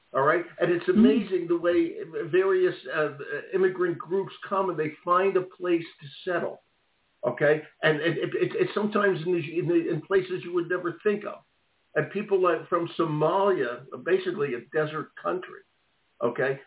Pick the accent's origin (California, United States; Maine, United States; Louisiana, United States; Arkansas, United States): Maine, United States; Lewiston, Maine, my home state here